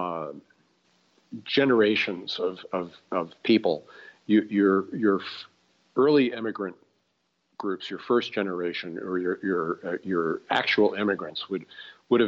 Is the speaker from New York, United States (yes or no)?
yes; New York, United States; also born or lived in Brooklyn, New York / Queens, New York; I'm from New York, from New York City